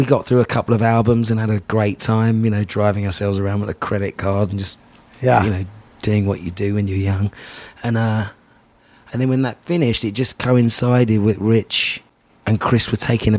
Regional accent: London, United Kingdom; Grew up in London

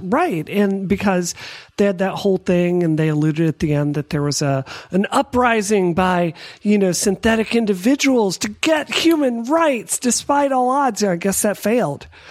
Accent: Mississippi, United States; I grew up in Mississippi.

